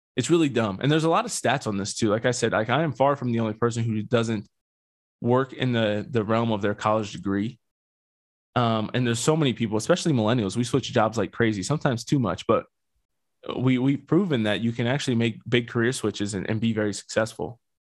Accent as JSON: {"language": "English", "region": "Pennsylvania", "country": "United States", "moved": "yes", "lives_now": "Colorado, United States", "said": "I'm from Pennsylvania"}